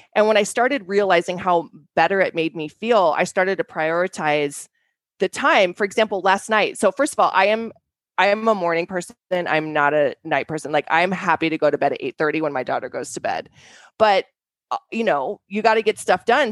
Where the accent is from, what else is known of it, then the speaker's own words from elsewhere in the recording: Denver, Colorado, United States; we grew up in Denver